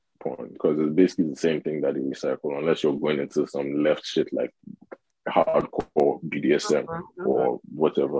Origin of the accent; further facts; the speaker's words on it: Lagos, Nigeria; also born or lived in Northern Nigeria; so I'm from the north, right? But I grew up in Lagos. Mm-hmm. And yeah, in Nigeria, I grew up in Lagos